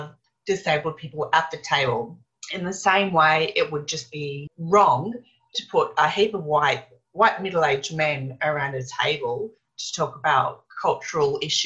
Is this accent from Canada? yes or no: no; Australia; I was a little white blonde kid running around the Australian backyard